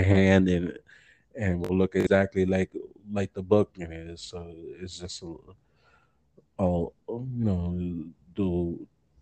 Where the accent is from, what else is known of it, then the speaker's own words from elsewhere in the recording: New York, United States; moved away as an adult; now in Delaware, United States; I grew up in New York